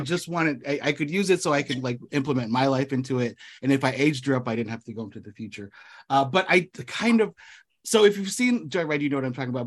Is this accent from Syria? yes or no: no; United States; first language English; I was born here in the States